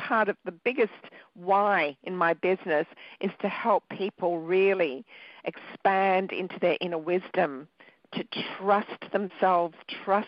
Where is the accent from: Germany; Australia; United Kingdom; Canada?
Australia; also born or lived in Sri Lanka; I was born in Sri Lanka, which is a little island off the bottom of India. And I came to Australia when I was 2